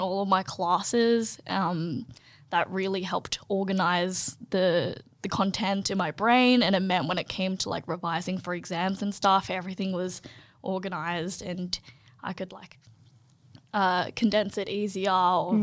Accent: Canberra, Australian Capital Territory, Australia; I'm actually from Canberra

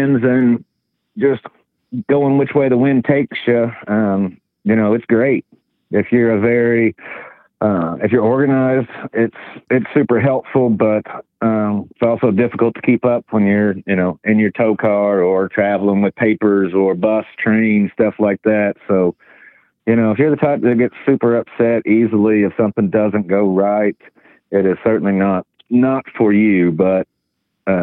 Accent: the South, United States; accent: southern; my southern accent that people don't expect from me when they see Illinois plates

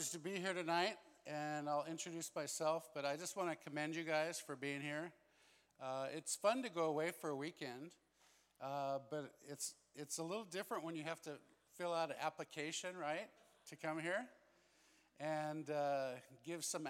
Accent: Santa Barbara, California, United States; I grew up in Southern California in a town called Santa Barbara

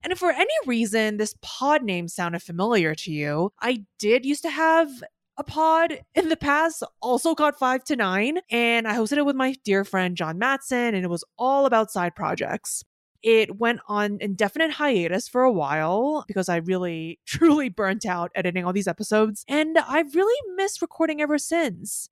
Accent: Hong Kong; moved away as an adult; also born or lived in New York; I was born and raised in Hong Kong

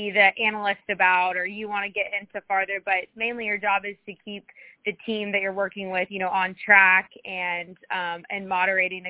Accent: Texas, United States; moved away as an adult; also born or lived in Syracuse, New York; now in California, United States; I grew up in Texas, did my undergrad at Texas Tech

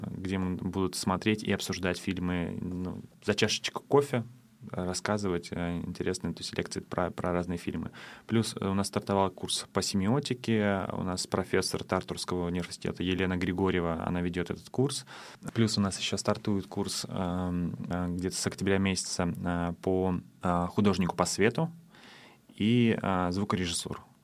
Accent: Saint Petersburg, Russia; now in Tallinn, Estonia; я сам из Питера

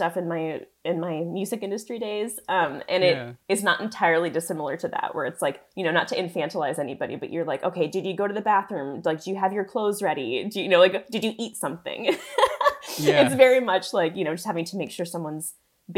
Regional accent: Salinas, California, United States; moved away as an adult; also born or lived in Carmel, California; now in New York, United States; I was born in Salinas

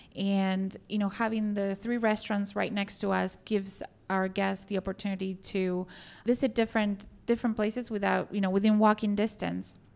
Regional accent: Argentina; moved away as an adult; also born or lived in New Orleans; now in Chicago, United States; I'm originally from Argentina, so I went to school there. I went to college and started working for a couple of hotels in downtown Buenos Aires

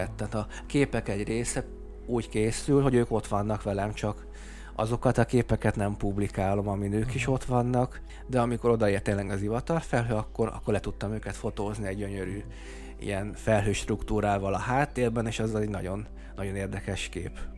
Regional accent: Zákányszék, Csongrád-Csanád, Hungary; én zákányszéki származású vagyok, és, és az életem első hét évét tanyán töltöttem.

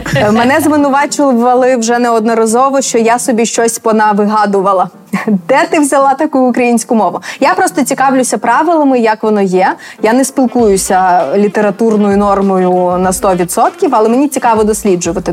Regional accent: Rivne, Rivne Oblast, Ukraine; now in Lviv, Ukraine; зараз живу у Львові. А взагалі я сама родом з Рівного

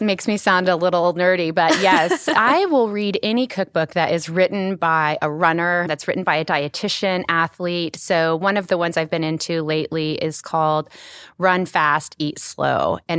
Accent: Dallas, Texas, United States; moved away as an adult; also born or lived in Oklahoma City area; now in Oklahoma City, United States; So I'm actually from Dallas originally

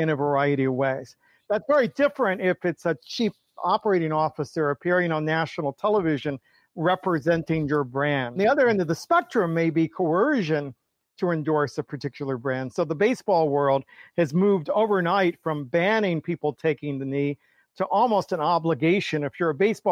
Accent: Atlanta, Georgia, United States; I grew up in Atlanta

